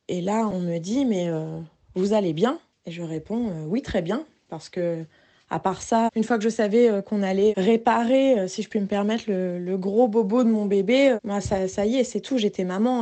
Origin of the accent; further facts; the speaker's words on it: Rouen, Normandy, France; on vient de Rouen